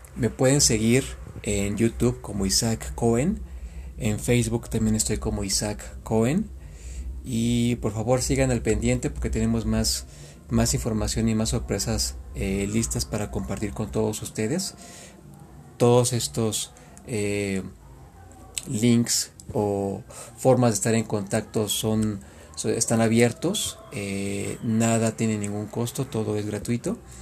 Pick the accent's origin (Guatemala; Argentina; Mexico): Mexico; En México, en mi país